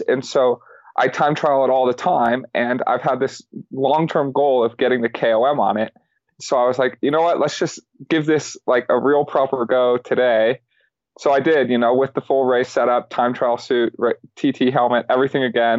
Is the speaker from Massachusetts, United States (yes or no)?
no; Boulder, Colorado, United States; growing up in Boulder my whole life